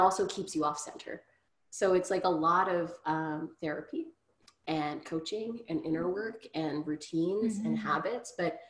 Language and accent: English; Grande Prairie, Alberta, Canada; now in Ottawa, Canada; growing up in Grand Prairie